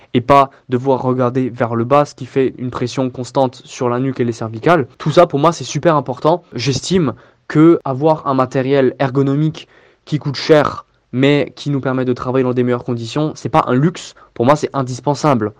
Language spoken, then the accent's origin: French; Strasbourg, Grand Est, France; j'ai 25 ans et je viens de Strasbourg